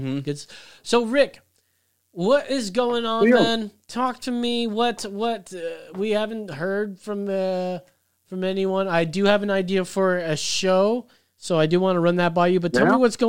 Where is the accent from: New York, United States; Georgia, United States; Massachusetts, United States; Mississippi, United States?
New York, United States; I'm from New York.